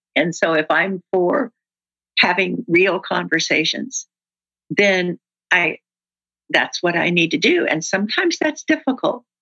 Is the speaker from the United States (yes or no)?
yes; the South, United States; I'm from the South, and that's what we